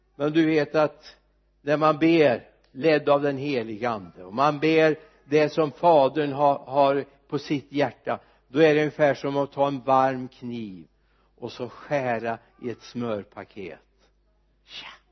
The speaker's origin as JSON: {"language": "Swedish", "town": "Mariestad", "region": "Västra Götaland", "country": "Sweden", "said": "när vi fyra stycken döptes hemma i Vitoriakyrkan i Mariestad"}